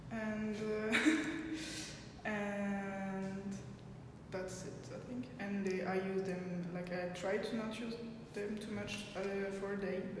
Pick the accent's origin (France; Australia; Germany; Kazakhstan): France; I'm 21 and I'm from France.